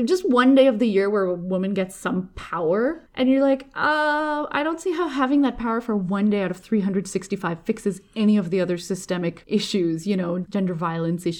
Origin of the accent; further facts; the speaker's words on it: India; I as an Indian person